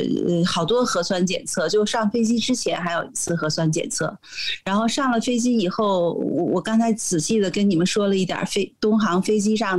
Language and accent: Chinese; United States; 我们都是美国人，都是美国护照的持有者